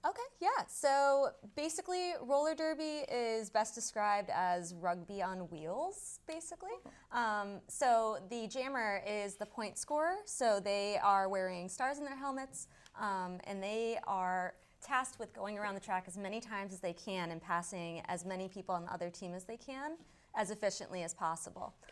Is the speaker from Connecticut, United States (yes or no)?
yes; northeastern Connecticut, United States; also born or lived in Billerica, Massachusetts; now in Somerville, United States; I am originally from uh, northeastern Connecticut